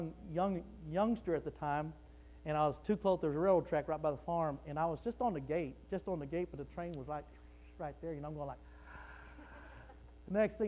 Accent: Wichita Falls, Texas, United States; I was raised in Wichita Falls, Texas

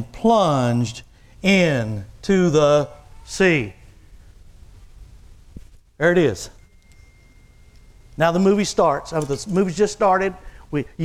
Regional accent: Texas, United States; now in Oklahoma, United States; since I was raised in Texas, I'm Red River

